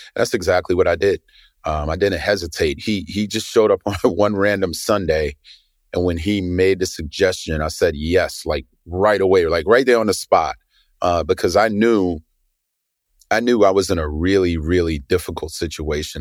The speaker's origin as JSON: {"language": "English", "town": "New York City", "region": "New York", "country": "United States", "tie": "born or raised there", "said": "I grew up in Brooklyn in the eighties"}